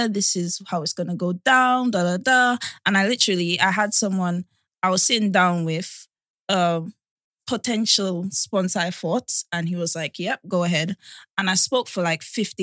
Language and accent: English; Dominica; moved away as an adult; also born or lived in Hackney, London; now in England; I was raised in Dominica